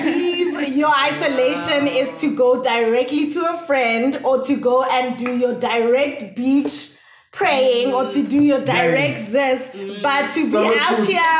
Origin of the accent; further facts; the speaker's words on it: Johannesburg, Gauteng, South Africa; now in Cape Town, South Africa; back in Joburg